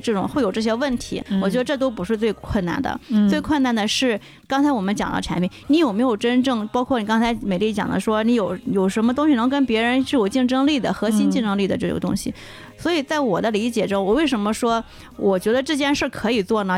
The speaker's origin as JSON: {"language": "Chinese", "country": "China", "said": "我们 中国人的嘴巴接受到的很多的味觉，它是在中国的这种状态的"}